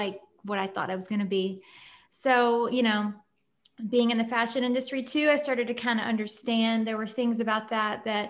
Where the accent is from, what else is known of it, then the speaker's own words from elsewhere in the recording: Nashville, Tennessee, United States; moved away as an adult; also born or lived in London / Paris / New York; now in Columbus, United States; I grew up in Nashville, born and raised. I moved to London when I was 18